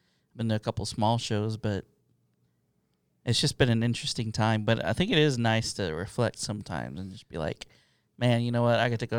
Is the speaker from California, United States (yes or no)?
no; Texas, United States; I'm from Texas.